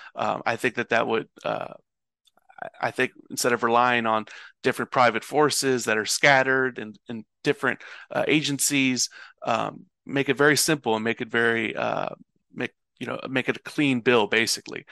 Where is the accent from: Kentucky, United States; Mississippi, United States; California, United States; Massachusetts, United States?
Kentucky, United States; Louisville; am originally born and raised in Louisville, Kentucky.